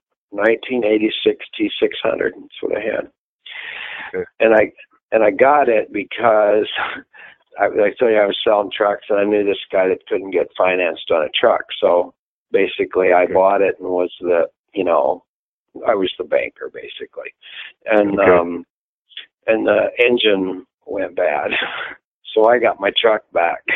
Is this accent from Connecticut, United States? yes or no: no; a little town by Fremont, Nebraska, United States; I grew up in Nebraska, in a little town by Fremont, Nebraska. That's where I grew up.